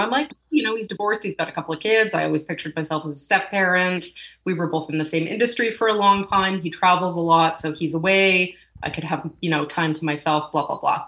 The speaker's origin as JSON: {"language": "English", "town": "Winnipeg", "region": "Manitoba", "country": "Canada", "also_born_or_lived": "Calgary", "moved": "yes", "said": "here, and I left for 18 years, came back. So I'm calling myself a re-Winnipegger."}